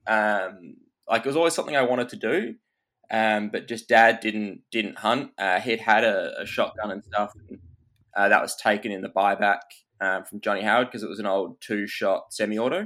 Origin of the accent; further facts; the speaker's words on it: Perth, Western Australia, Australia; I was Perth born and raised